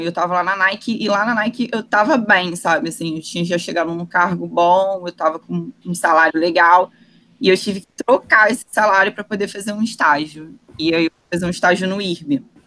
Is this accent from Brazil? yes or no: yes; Rio de Janeiro, Brazil; also born or lived in Saquarema; eu nasci em Jacarepaguá, morei lá até os meus 11 anos, na freguesia.